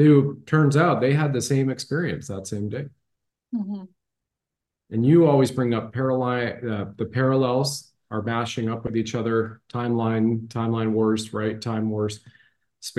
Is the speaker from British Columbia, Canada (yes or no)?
no; Ontario, Canada; When I grew up in Ontario, Canada